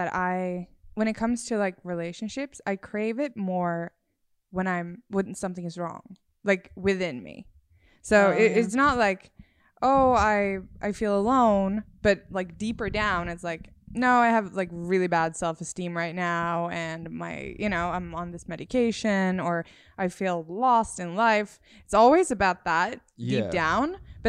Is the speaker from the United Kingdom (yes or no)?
no; Sweden; now in United States; Because when I moved to the US, I moved here 2 years ago from Sweden.